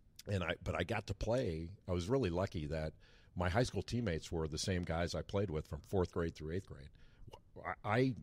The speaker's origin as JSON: {"language": "English", "town": "Rolling Hills", "region": "California", "country": "United States", "tie": "born or raised there", "moved": "as an adult", "lives_now": "North Carolina, United States", "said": "I grew up in an area called Rolling Hills, which is on the Palos Verdes Peninsula"}